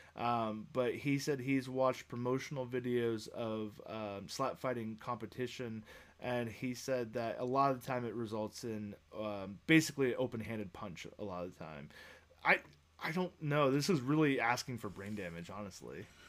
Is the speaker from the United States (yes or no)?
yes; United States; being an American.